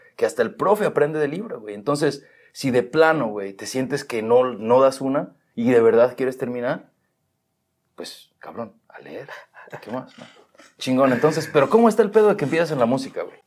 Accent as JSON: {"language": "Spanish", "country": "Mexico", "tie": "born or raised there", "moved": "yes", "lives_now": "California, United States", "said": "yo crecí más en México"}